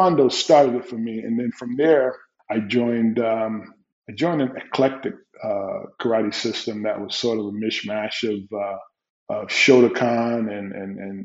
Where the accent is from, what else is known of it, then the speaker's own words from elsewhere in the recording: Newark, New Jersey, United States; growing up in Newark, New Jersey, you know, it's a different environment.